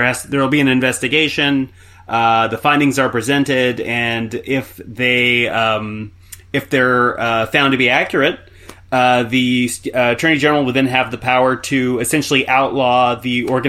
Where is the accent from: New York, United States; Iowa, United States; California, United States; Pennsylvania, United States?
California, United States; Stockton; I'm from Stockton, California, which for a long time was the most miserable city in the United States, and also the foreclosure capital during the last recession back in 2008.